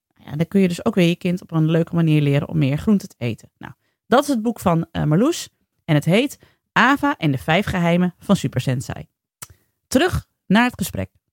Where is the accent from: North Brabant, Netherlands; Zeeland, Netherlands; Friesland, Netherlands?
Friesland, Netherlands; ik ben ook opgegroeid in Friesland